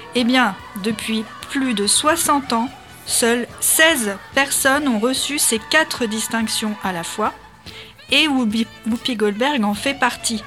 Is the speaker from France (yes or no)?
yes; France; nous, en tant que Français